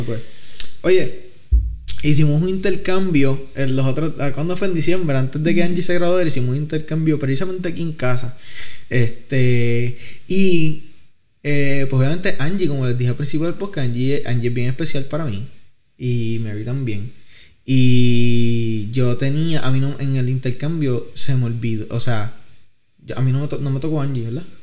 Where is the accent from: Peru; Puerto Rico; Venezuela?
Puerto Rico; Vega Baja; soy de Vega Baja